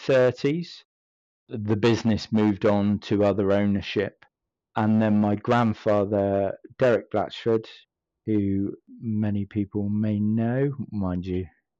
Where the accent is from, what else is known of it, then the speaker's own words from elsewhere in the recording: Stockport, North West England, United Kingdom; born there; I was born in Stockport, and whilst that may not seem relevant, my family are all from Devon, and I'm the odd one out.